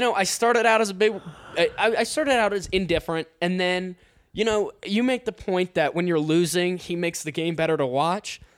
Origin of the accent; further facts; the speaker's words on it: Ohio, United States; moved away as an adult; I'm from Ohio.